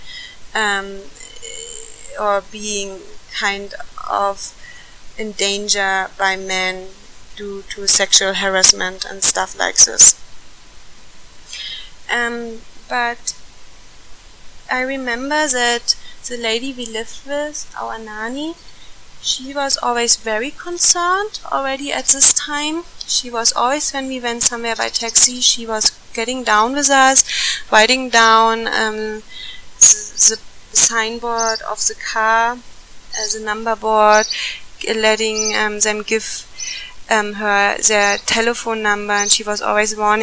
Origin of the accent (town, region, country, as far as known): Germany; moved away as an adult; now in India